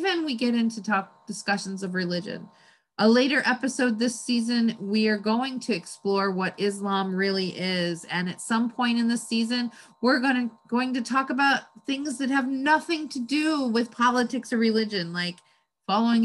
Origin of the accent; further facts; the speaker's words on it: United States; I'm an American. I was born here